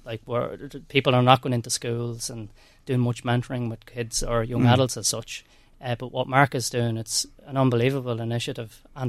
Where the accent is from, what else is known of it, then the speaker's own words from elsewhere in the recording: Drogheda, Leinster, Ireland; also born or lived in Dublin; I grew up in Drogheda.